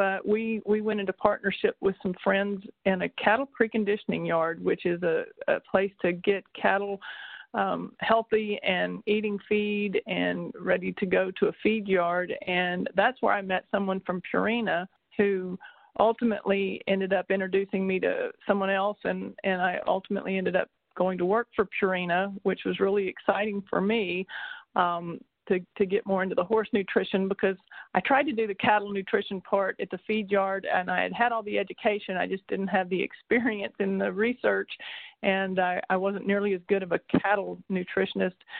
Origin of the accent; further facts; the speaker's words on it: Texas, United States; I grew up in Texas showing and rodeoing and competing with horses my entire life